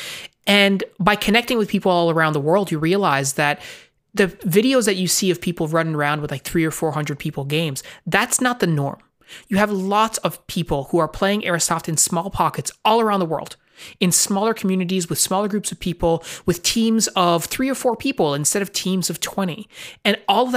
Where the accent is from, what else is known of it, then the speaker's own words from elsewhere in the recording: Newfoundland and Labrador, Canada; we are from Newfoundland, Canada.